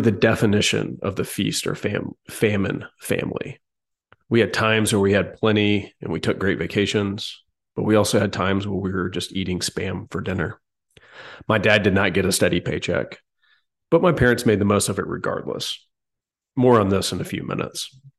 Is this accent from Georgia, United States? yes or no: yes; Atlanta, Georgia, United States; I grew up in Atlanta